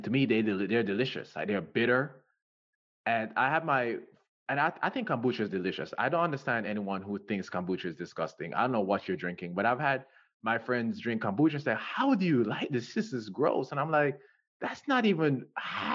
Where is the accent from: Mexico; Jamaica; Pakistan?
Jamaica; I'm from Jamaica. We say Zed as well